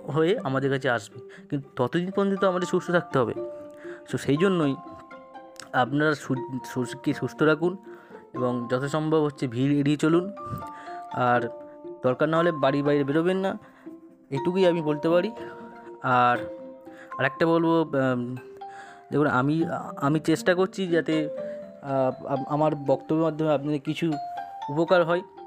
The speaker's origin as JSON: {"language": "Bangla", "country": "India", "said": "আমরা প্রত্যেকে প্রত্যেক ইন্ডিয়ান"}